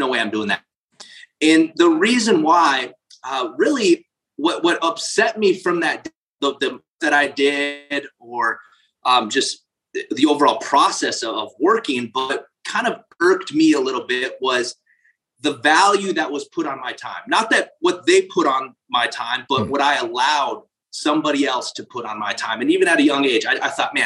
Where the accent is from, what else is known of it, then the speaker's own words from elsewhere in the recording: South Dakota, United States; I grew up in South Dakota